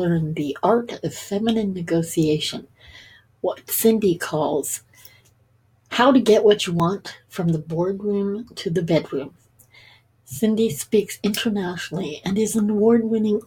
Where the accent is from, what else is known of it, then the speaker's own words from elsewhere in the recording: Toronto, Ontario, Canada; We both did some growing up in Toronto